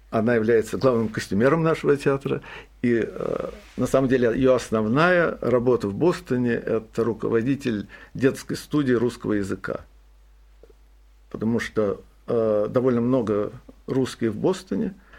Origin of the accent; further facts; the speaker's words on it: Saint Petersburg, Russia; now in Boston, United States; я родился в Петербурге, вырос в Петербурге